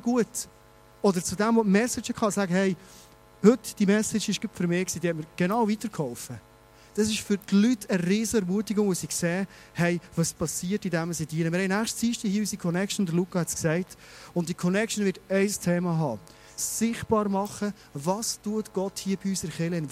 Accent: Bernese Oberland, Switzerland; wir Berner Oberländer

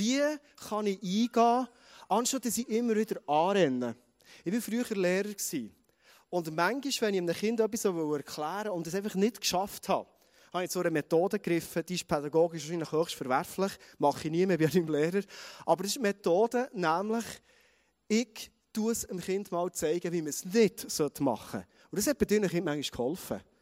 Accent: Thun, Bern, Switzerland; accent: Bernese German; ich sage es mal Berndeutsch, ganz freundlich, defensiv, wie mehr als Berner Oberländer, als Thuner

